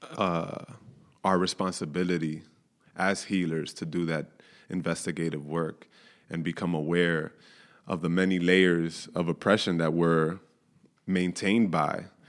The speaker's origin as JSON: {"language": "English", "region": "New York", "country": "United States", "tie": "born or raised there", "said": "born and raised in New York"}